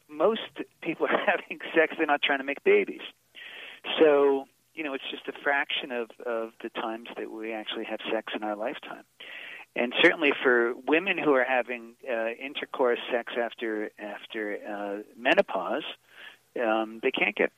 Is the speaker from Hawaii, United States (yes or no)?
no; Boston, Massachusetts, United States; I'm from Boston